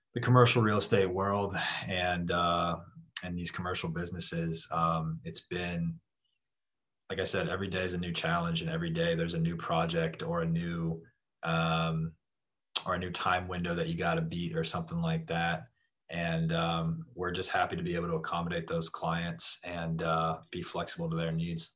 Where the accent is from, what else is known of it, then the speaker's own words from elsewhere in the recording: Jacksonville, Florida, United States; moved away as an adult; also born or lived in Atlanta, Georgia; now in South Florida, United States; I grew up in the Jacksonville area, North Florida